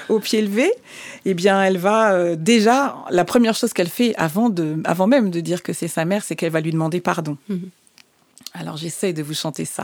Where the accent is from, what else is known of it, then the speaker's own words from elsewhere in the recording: Martinique; alors, je suis martiniquaise et le fait de voir un opéra qui se déroule en Martinique, pour moi, c'était un grand choc.